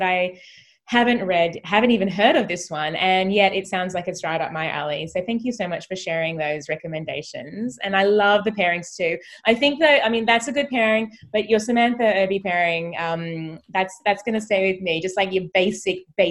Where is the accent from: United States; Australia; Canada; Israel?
Australia; as an Australian